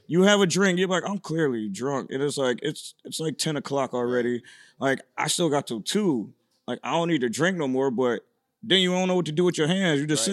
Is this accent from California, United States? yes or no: no; Syracuse, New York, United States; moved away as an adult; now in Los Angeles, United States; I'm from Syracuse, New York.